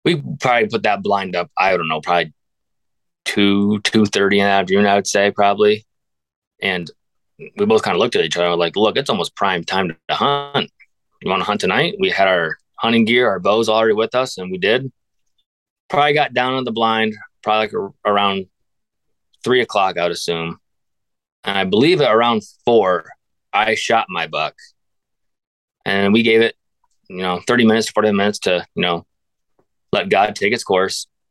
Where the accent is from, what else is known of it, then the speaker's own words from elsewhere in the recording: Northwest Pennsylvania, United States; born and raised in Northwest Pennsylvania.